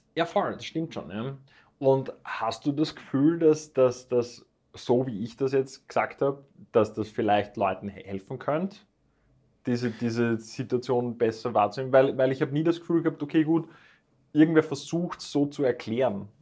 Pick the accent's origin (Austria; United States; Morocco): Austria; Vienna; nicht nur als Österreicher, nicht nur als Wiener